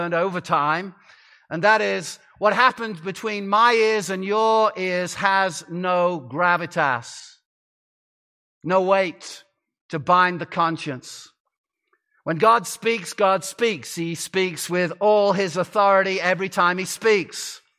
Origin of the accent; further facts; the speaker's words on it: Arizona, United States; I come from the Grand Canyon State, though my accent does not reveal that now. But I've lived in Arizona for some time, and we're called the Grand Canyon State because that's where the Grand Canyon is.